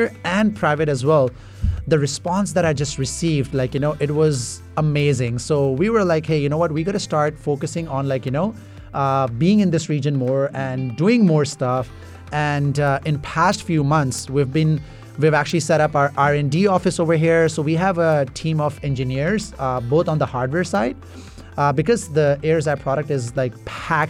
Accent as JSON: {"language": "English", "town": "Toronto", "region": "Ontario", "country": "Canada", "tie": "born or raised there", "also_born_or_lived": "Middle East", "said": "I was born in Middle East, but I was like, you know, raised in Toronto"}